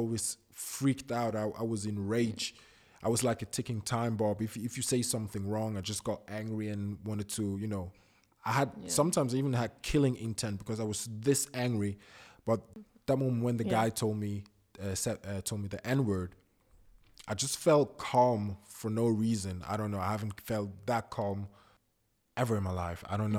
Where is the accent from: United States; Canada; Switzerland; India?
Switzerland; Zurich; also born or lived in Ghana; I was born in Zurich, actually. And with the age of one, my parents sent me to my grandma and my aunt in Ghana. I lived there for 3 years. Then I came back when I was four.